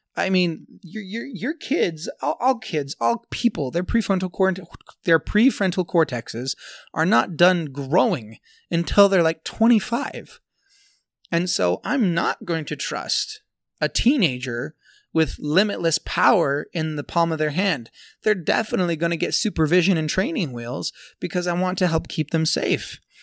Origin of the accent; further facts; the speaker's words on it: Tooele, Utah, United States; here in Tooele, here in my hometown.